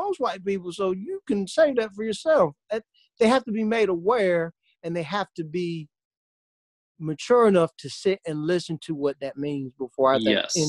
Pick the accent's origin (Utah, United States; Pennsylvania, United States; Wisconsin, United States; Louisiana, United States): Wisconsin, United States; white privilege, I'm from Wisconsin. We're all white.